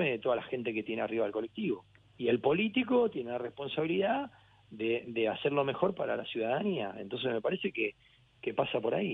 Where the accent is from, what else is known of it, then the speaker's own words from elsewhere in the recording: Argentina; also born or lived in Brussels, Belgium / Cagliari, Italy / Barcelona, Spain / Gran Canaria, Spain; soy argentino hasta el alma, tengo la bandera tatuada en mi brazo